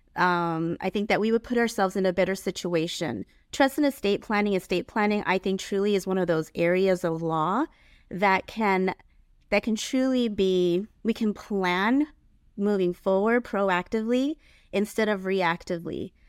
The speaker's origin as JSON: {"language": "English", "town": "San Diego", "region": "California", "country": "United States", "tie": "born or raised there", "also_born_or_lived": "Ontario Ranch, California", "lives_now": "Ontario, United States", "said": "I grew up in San Diego"}